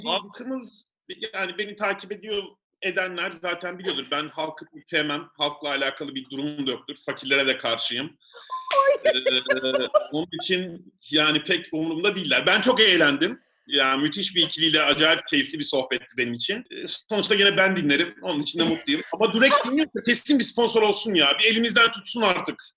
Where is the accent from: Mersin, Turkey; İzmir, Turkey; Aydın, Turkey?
Mersin, Turkey; ben bir de Mersinliyim